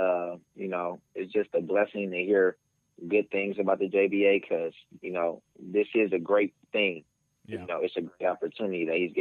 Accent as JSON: {"language": "English", "town": "West Hollywood", "region": "California", "country": "United States", "said": "I'm from West Hollywood, California."}